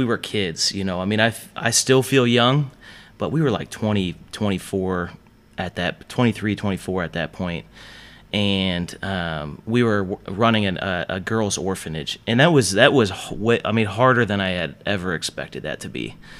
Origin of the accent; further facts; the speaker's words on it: Hartville, Ohio, United States; moved away as an adult; growing up in Hartville, like, let's be honest, you know, this is like, Hartville is as white as it comes.